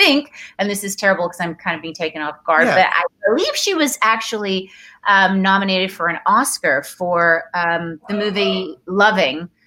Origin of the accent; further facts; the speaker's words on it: Toronto, Ontario, Canada; moved away as an adult; also born or lived in Dar es Salaam, Tanzania; now in Los Angeles, United States; I grew up in Toronto, having moved from Tanzania